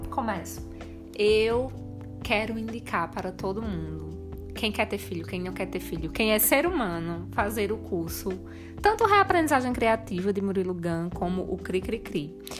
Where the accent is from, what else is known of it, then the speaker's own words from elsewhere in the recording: Rio Grande do Norte, Brazil; now in Campinas, Brazil; nós somos do Rio Grande do Norte, com raiz novos.